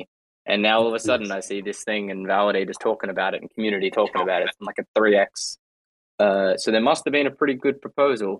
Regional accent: Australia; I'm Australian

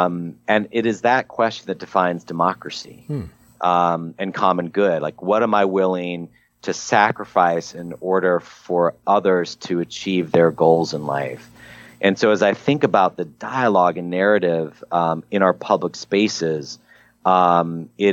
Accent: Midwest, United States; an angry 14-year-old growing up in the Midwest

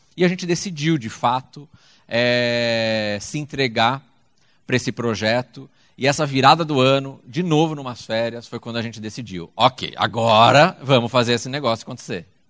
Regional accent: Brazil; está no Brasil, é nosso país

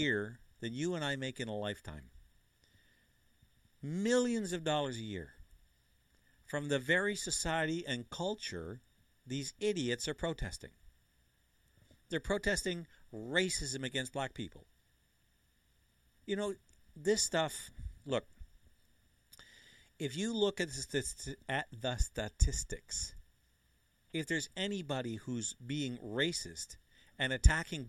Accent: Canada; I'm Canadian

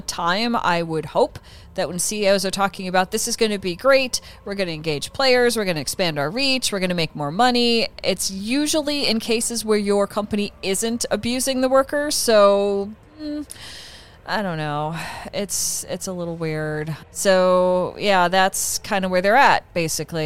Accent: Midwest, United States; I grew up in the Midwest

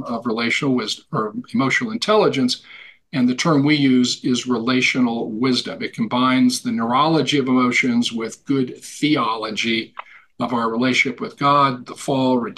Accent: Montana, United States; Born and raised in Montana, sort of a cowboy macho culture

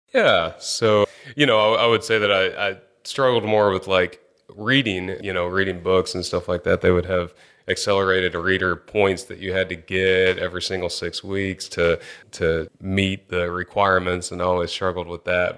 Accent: Angleton, Texas, United States; I grew up in Angleton, Texas, which is, uh, just about an hour and a half south of, of Houston here.

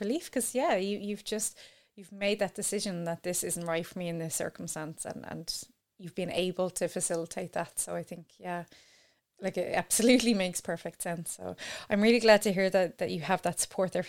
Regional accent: Ireland; as an Irish person

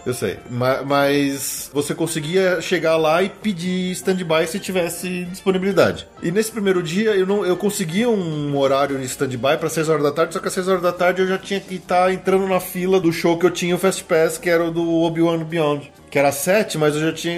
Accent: Brazil; eu sou do Brasil

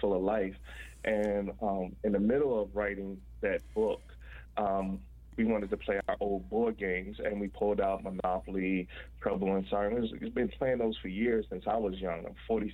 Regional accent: Washington, District of Columbia, United States; I was born and raised in Washington, D.C.

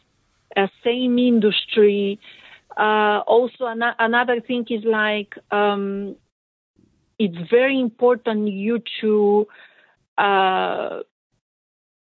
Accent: Bulgaria; I'm from Bulgaria

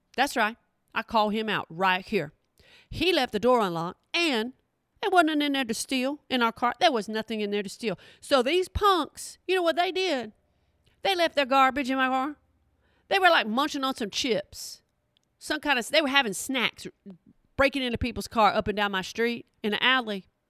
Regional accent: Oklahoma, United States; I'm from Oklahoma. That is my people

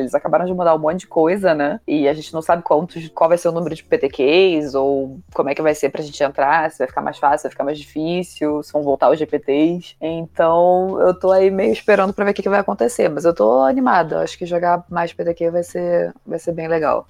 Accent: Rio de Janeiro, Brazil; onde que eu me criei? Rio de Janeiro

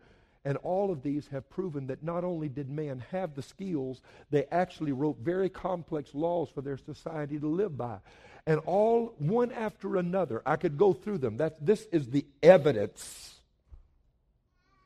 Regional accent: Cajun, Louisiana, United States; I'm a Cajun

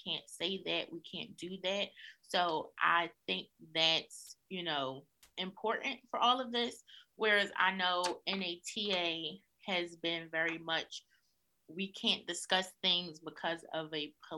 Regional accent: Philadelphia, Pennsylvania, United States; being a Black woman growing up in North Philadelphia

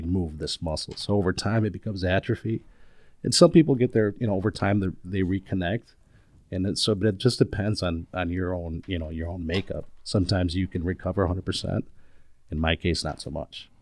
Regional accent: Chicago, Illinois, United States; moved away as an adult; now in Minneapolis, United States; Chicago. I was born and raised there

